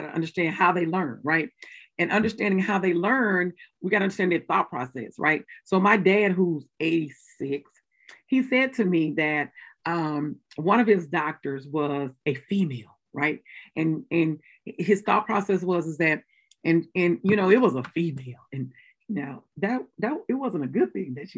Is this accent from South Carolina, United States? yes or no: no; Mississippi, United States; I'm from Mississippi